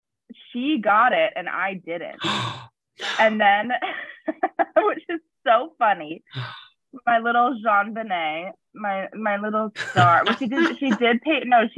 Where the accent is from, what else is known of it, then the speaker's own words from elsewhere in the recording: Ohio, United States; now in Chicago, United States; I'm from Ohio